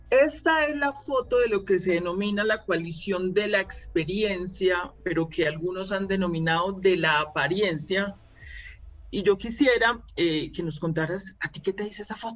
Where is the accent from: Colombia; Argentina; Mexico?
Colombia; Medellín, Antioquia; una mujer paisana porque ambos somos de Medellín, ambas somos antioqueñas